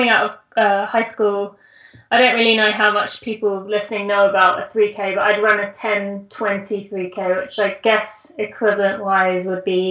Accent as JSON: {"language": "English", "region": "England", "country": "United Kingdom", "moved": "as an adult", "lives_now": "United States", "said": "I am British, or English, as I like to say. But I do live in the US."}